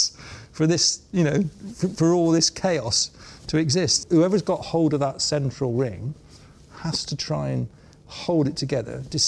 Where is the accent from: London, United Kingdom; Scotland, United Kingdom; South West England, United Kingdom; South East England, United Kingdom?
South West England, United Kingdom; Bristol; I was from Bristol